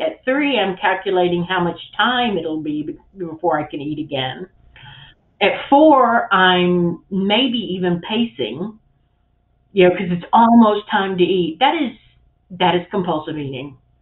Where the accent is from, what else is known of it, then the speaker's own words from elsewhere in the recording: the South, United States; I grew up in the South